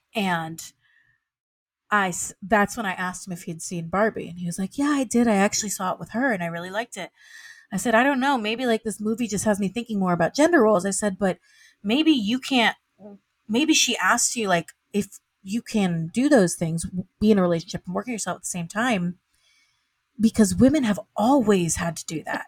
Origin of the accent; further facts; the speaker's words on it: the South, United States; moved away; I'm from the South, and I would, I would, and from a primarily, like, w, white, white Christian South